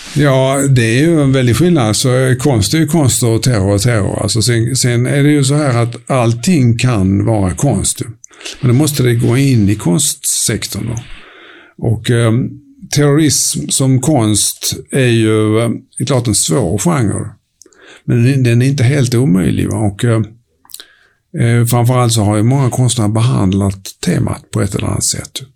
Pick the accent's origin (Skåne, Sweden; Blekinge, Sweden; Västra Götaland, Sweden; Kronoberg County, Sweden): Skåne, Sweden; Höganäs; also born or lived in Helsingborg; jag växte upp i Höganäs, en liten industriort som du förmodligen aldrig har besökt.